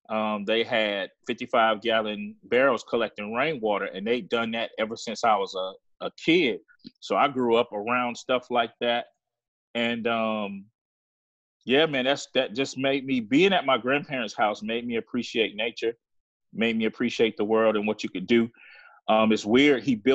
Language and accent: English; Hepzibah, Georgia, United States; Like I said, man, I grew up in the Southeast, so I'm a country boy. Mm-hmm. I grew up just meandering around my grandparents' house. You know, they lived out in the countryside, this little city or a little town called Hepzibah, Georgia.